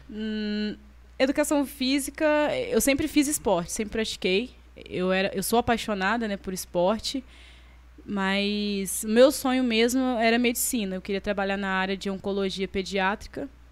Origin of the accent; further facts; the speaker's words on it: Carangola, Minas Gerais, Brazil; now in Itaperuna, Brazil; eu sou de Carangola. Vim para Itaperuna para estudar, trabalhar